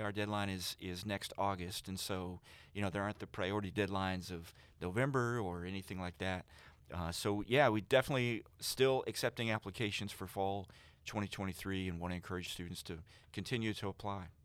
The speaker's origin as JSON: {"language": "English", "town": "Vincennes", "region": "Indiana", "country": "United States", "said": "I'm actually from Knox County around Vincennes"}